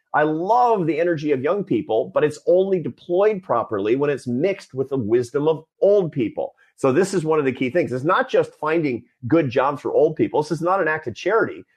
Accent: Seattle, Washington, United States; when I was a kid, I was a Seattle Mariners fan growing up in Seattle

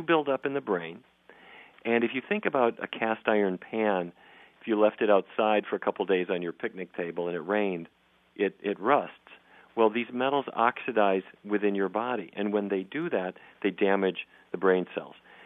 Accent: Fargo, North Dakota, United States; I grew up in Fargo, North Dakota

